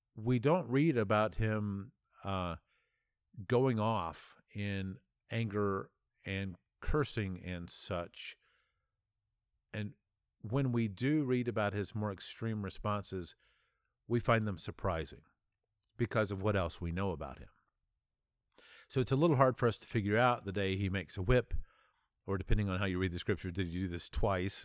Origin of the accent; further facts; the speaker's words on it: United States; as an American